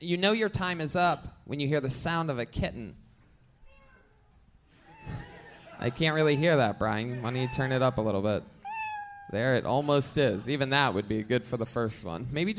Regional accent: Dallas, Texas, United States; I'm from Dallas.

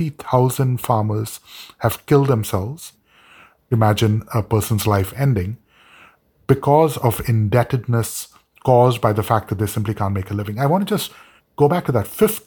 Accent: India; I joke when I teach at Georgetown with my students that as an Indian

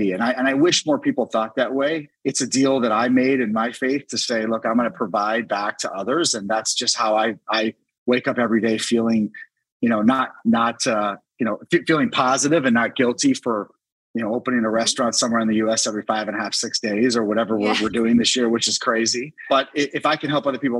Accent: Washington, District of Columbia, United States; my hometown of DC

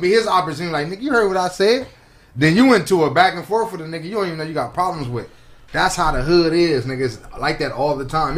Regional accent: Compton, California, United States; I grew up on East Side of Compton

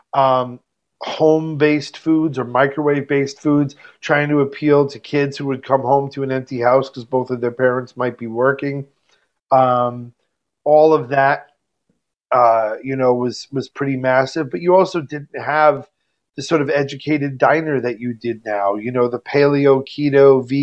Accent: New York, United States; I'm a New Yorker

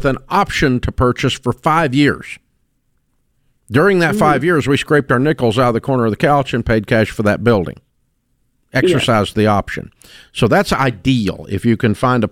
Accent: Antioch, Tennessee, United States; I grew up in Antioch, Tennessee

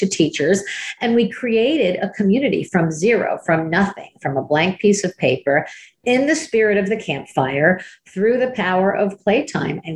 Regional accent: Miami, Florida, United States; I was from Miami

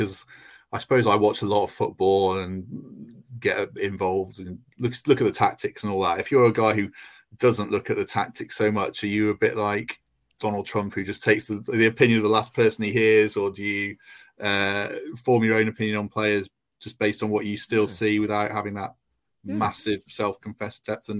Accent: Telford, West Midlands, United Kingdom; I've got growing up in Telford. I've got a lot of friends who are Wolves fans

